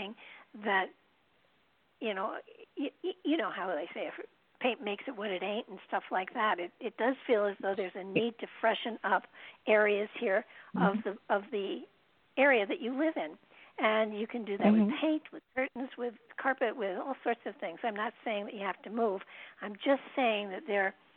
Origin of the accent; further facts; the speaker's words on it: New York, United States; moved away as an adult; now in Connecticut, United States; I'm a New Yorker too